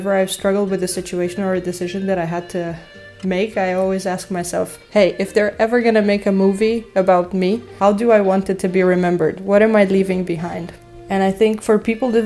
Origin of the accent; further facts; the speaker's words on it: Romania; moved away; I'm originally from Romania